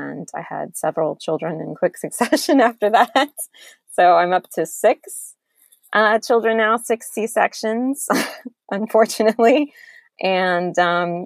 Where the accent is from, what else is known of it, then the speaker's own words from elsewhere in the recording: Georgia, United States; I'm from Georgia, and I met my husband in college at UGA